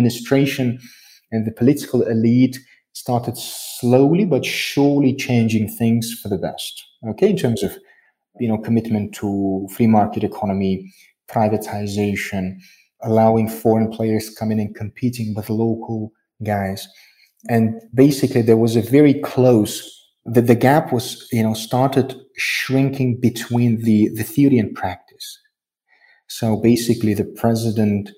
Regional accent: Tajikistan; I am from Tajikistan. I'm a citizen of Tajikistan.

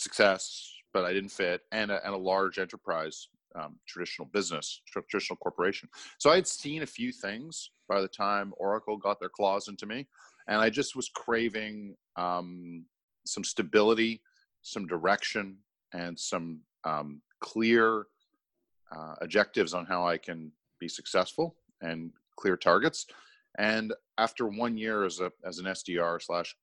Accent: Montreal, Quebec, Canada; moved away; also born or lived in Toronto; I'm from Montreal originally, and I was working in Toronto.

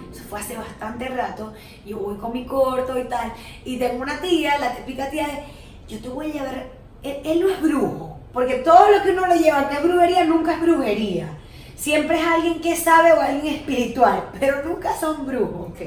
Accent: Venezuela; moved away; nada más soy venezolana

